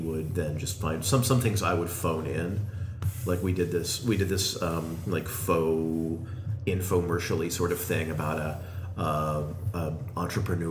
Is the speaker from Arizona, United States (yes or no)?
yes; Arizona, United States; I grew up in Arizona with him